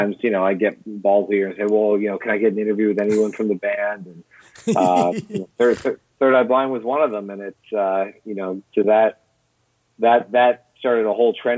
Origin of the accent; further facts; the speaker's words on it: Windsor area, Ontario, Canada; living on the border with Detroit.